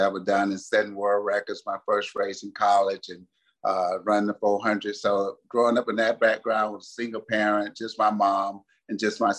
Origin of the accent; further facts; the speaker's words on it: Atlanta, Georgia, United States; And so I grew up on the Techwood campus. My grandmother lived in Techwood, which was a project too that was right there.